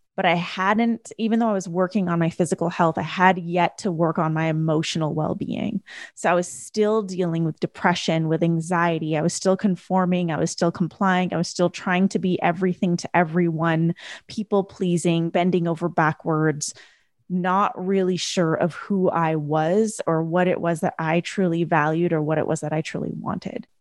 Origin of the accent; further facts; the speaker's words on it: Canada; I grew up in a first generation family in Canada. So my parents, after they got married, immigrated to Canada and I was born in Canada